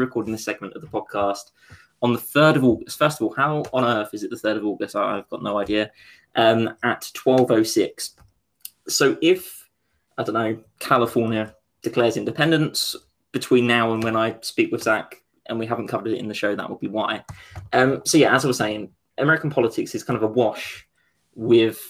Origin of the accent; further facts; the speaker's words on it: United Kingdom; I'm from Essex when something good happens and East London when something bad happens.